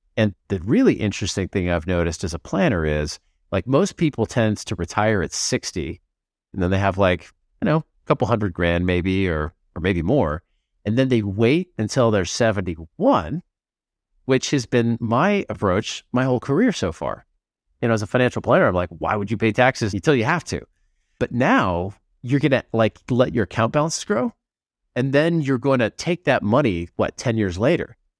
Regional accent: United States; now in Portugal; as an American

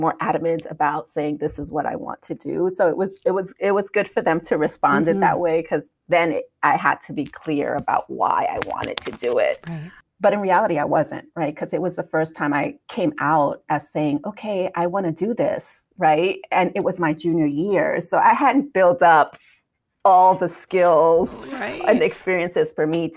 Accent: New York City, New York, United States; moved away as an adult; also born or lived in Hanover, New Hampshire; I was born and raised in Brooklyn, New York

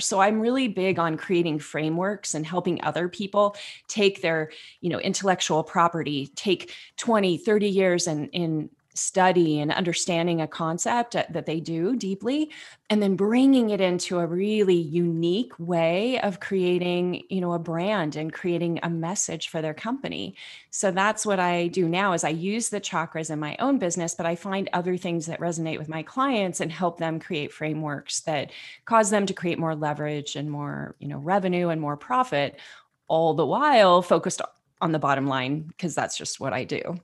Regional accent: Northern California, United States; I grew up in Northern California

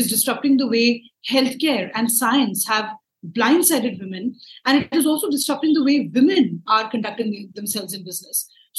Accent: New Delhi, Delhi, India; I'm from New Delhi, India

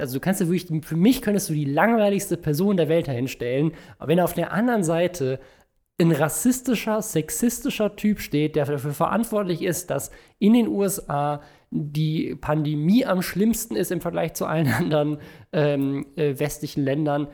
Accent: Germany; bei uns in Deutschland

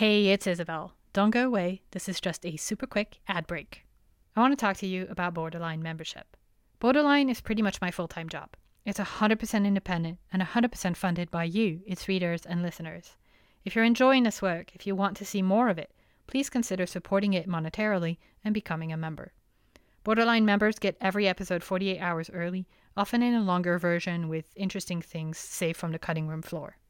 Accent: France; now in United States; growing up in France

